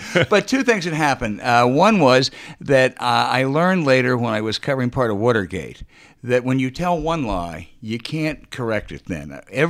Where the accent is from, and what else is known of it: Charlottesville, Virginia, United States; born or raised there; moved away; also born or lived in Orange, Virginia / Boston / Washington